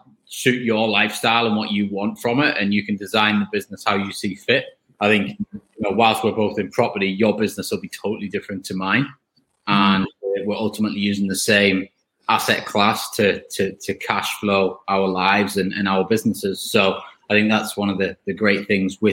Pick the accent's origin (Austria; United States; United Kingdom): United Kingdom; Easington, North East England; I was born in Easington